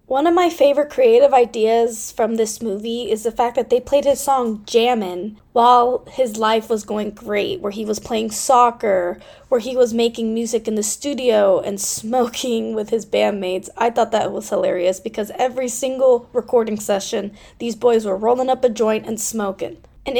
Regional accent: Bay Area, California, United States; I was born and raised in the Bay Area, and I come from a theatrical background.

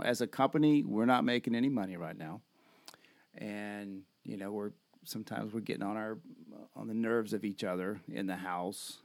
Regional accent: United States; We're American

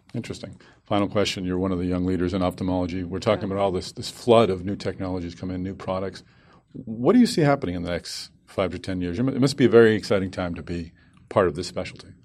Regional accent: Boston, Massachusetts, United States; Boston, my hometown.

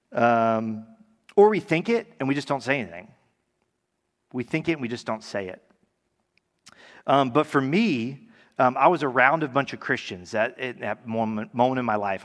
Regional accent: Tallahassee, Florida, United States; also born or lived in California; I'm from Tallahassee, grew up here

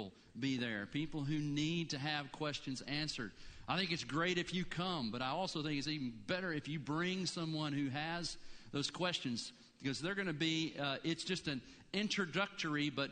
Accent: Blue Ridge Mountains, United States; now in Gainesville, United States; I grew up in the Blue Ridge.

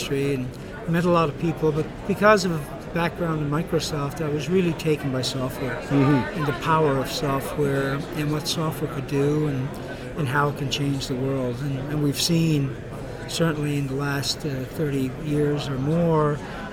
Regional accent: Fermeuse, Newfoundland and Labrador, Canada; moved away as an adult; now in Halifax, Canada; I'm from Newfoundland. I'm originally from the Southern Shore, a small fishing village called Fermuse

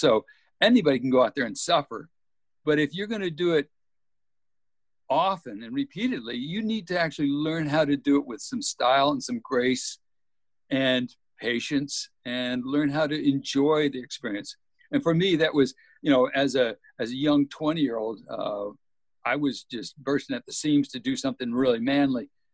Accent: Texas Gulf Coast, United States; moved away; also born or lived in Alaska; Growing up in Texas on the Gulf Coast

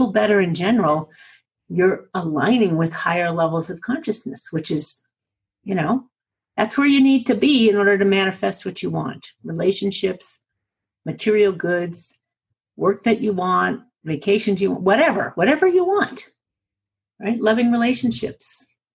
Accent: New England, United States; accent: New England; now in Colorado, United States

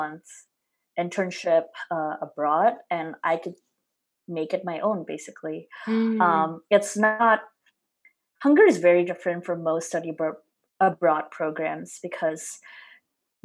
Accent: Semarang, Central Java, Indonesia; moved away as an adult; now in United States; I'm from Semarang, a city in central Java province, Indonesia.

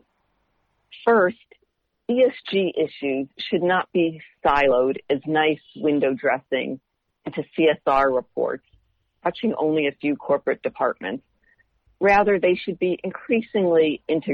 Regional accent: Indiana, United States; moved away; growing up in Indiana

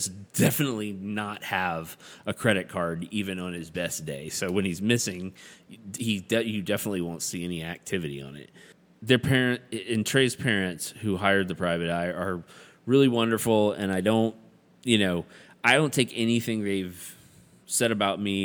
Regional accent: American South, United States; we're all American Southerners

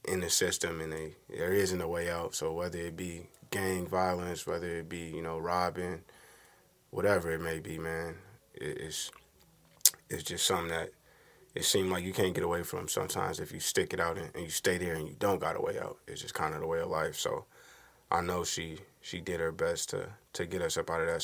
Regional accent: DeKalb, Illinois, United States; moved away as an adult; also born or lived in Chicago, Illinois / Maryland; now in Minnesota, United States; I was born in DeKalb, Illinois. My family, largely out of Chicago

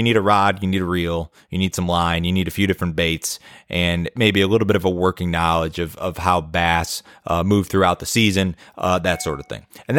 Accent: Chicago, Illinois, United States; now in Tennessee, United States; But since I moved to Tennessee from Chicago, where I grew up, I fished a lot more

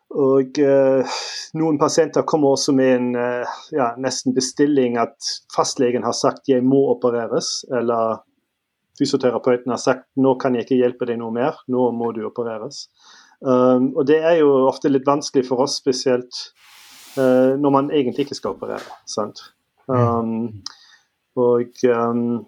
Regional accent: Northern Germany, Germany; Norwegian is a second language; moved away as an adult; also born or lived in Trondheim, Norway; now in Stavanger, Norway; jeg er født og oppvokst i Tyskland, Nord-Tyskland, og um, kom til Norge for uh, vel ti år siden.

